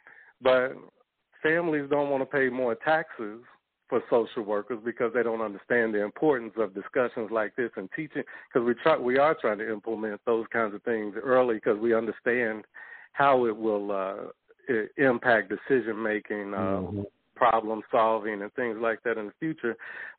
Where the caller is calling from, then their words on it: St. Louis, Missouri, United States; I'm calling from St. Louis.